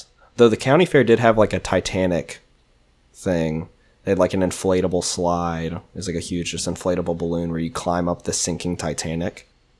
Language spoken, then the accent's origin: English; Georgia, United States; moved away; also born or lived in Tennessee; I grew up in Georgia, so there's Six Flags Over Georgia there